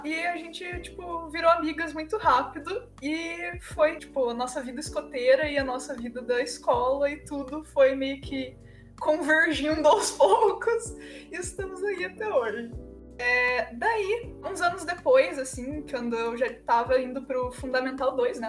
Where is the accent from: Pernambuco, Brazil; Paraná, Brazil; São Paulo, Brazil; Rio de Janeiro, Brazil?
Paraná, Brazil; Pinhais; also born or lived in Curitiba; eu tenho 18 anos e eu sou de Pinhais, que é cidade da região metropolitana de Curitiba